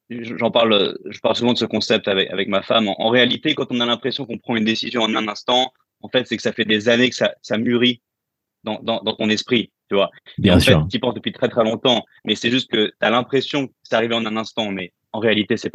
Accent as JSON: {"language": "French", "country": "France", "moved": "as an adult", "said": "Euh, ça fait huit ans que j'ai quitté la France."}